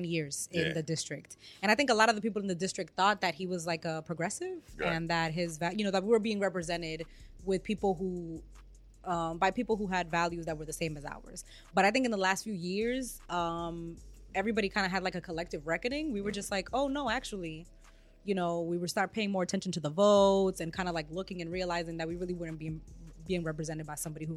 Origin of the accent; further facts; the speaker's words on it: Boston, Massachusetts, United States; I grew up in Eggleston Square. I grew up on Boylston Street